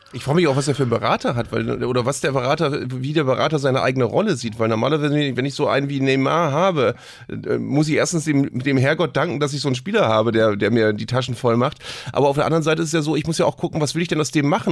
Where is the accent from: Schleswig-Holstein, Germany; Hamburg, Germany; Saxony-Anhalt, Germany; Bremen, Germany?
Bremen, Germany; ich bin hier als Bremer